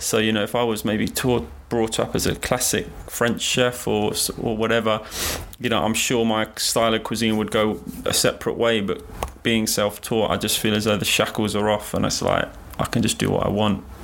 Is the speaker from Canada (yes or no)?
no; London, United Kingdom; London, being born here and just growing up in London